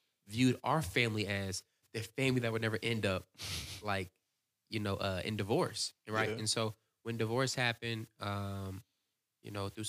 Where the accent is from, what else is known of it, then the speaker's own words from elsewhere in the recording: Virginia, United States; So growing up, I grew up in Virginia Beach, Virginia, or Newport News, Virginia.